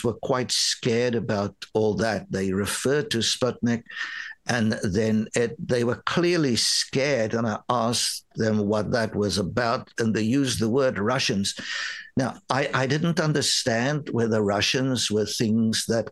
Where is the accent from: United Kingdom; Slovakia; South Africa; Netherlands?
South Africa; first language Afrikaans; English is a second language; moved away as an adult; also born or lived in New York, United States; now in Canada; growing up in South Africa